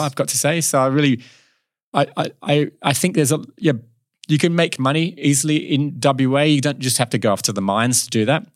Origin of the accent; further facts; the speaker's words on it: Kalamunda, Western Australia, Australia; also born or lived in Southend-on-Sea, Essex, England; we moved to Australia in, yeah, when I was ten years old